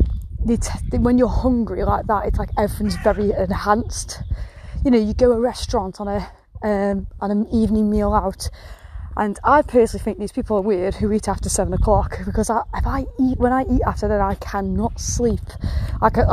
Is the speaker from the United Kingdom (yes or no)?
yes; England, United Kingdom; I'm English